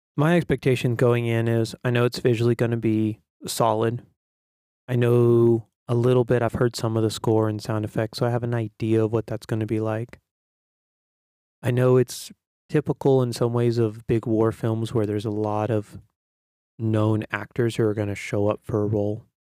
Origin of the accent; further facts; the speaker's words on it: United States; as an American